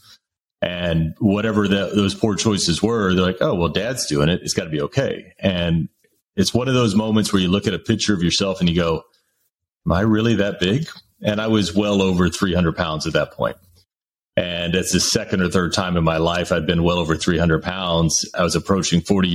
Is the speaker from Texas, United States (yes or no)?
yes; Dallas-Fort Worth area, Texas, United States; a native Texan, born and raised in the Dallas-Fort Worth area